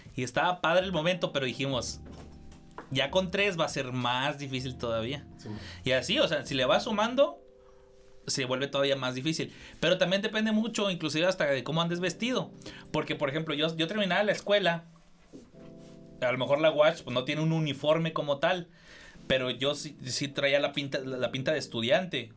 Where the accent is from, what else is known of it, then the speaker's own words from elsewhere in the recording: Cuauhtémoc, Chihuahua, Mexico; moved away; yo soy de Cuauhtémoc